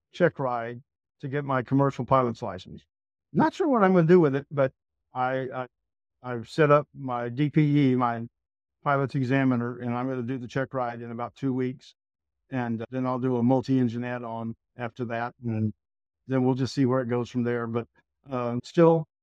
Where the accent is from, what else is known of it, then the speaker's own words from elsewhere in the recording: Texas, United States; I'm from Texas